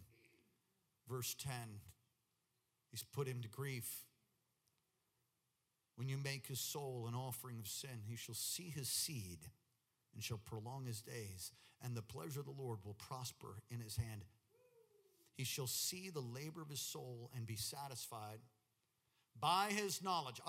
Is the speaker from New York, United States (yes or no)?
yes; New York, United States; moved away; I'm from New York, so if I start talking fast, you'll understand